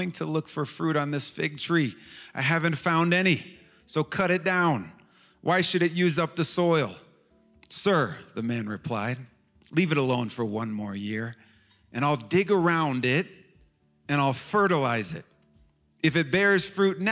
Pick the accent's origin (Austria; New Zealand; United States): United States; Chicago, Illinois; moved away as an adult; now in Washington, D.C., United States; I was from Chicago, which is the middle of the nation, and it's the heart of the Midwest.